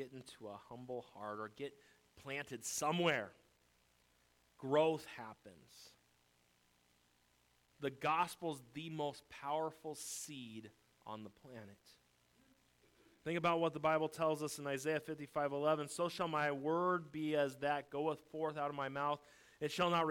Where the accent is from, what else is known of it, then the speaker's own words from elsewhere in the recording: United States; I'm an American through and through